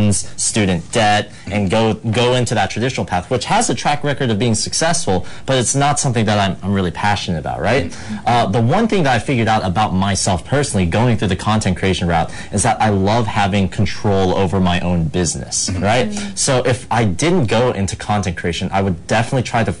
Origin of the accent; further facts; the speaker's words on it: Virginia, United States; moved away as an adult; now in Los Angeles, United States; I'm from the East Coast in a state called Virginia